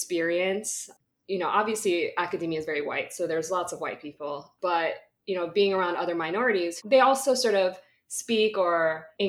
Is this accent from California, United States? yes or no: yes; California, United States; I'm from California